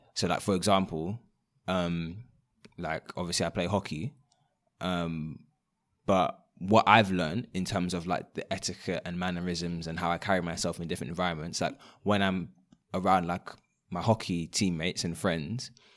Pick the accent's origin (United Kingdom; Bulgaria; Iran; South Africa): United Kingdom; London; growing up in London, um, and studying outside of London